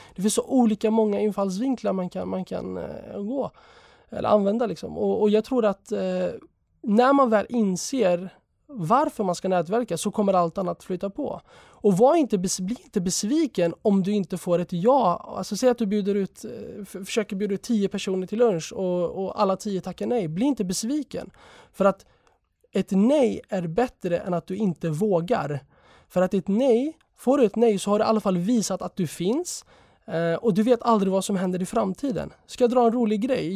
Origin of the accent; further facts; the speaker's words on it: Sweden; also born or lived in Jerusalem; jag är född i Sverige